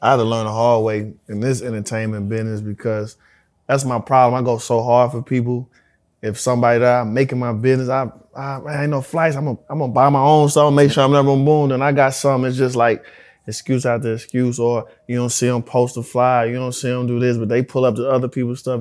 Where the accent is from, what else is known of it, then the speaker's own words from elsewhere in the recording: St. Louis, Missouri, United States; I'm from Saint Louis